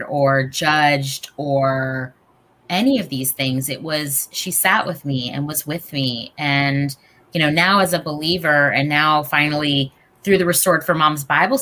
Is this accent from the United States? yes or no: yes; North Carolina, United States; growing up in North Carolina